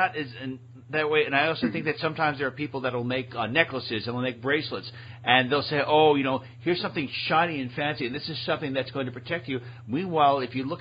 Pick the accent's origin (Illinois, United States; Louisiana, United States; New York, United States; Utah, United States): New York, United States; I'm from New York